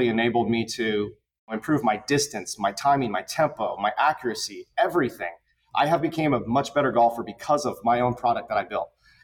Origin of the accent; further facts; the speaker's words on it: Concord, California, United States; now in Naples, United States; born and raised in Concord, California, which is in the Bay Area of California